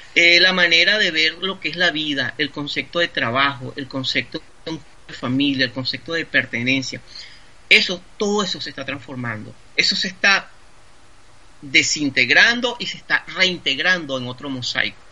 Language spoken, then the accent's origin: Spanish; Venezuela; moved away; yo soy un ciudadano venezolano. Venezolano. Esa es mi, identidad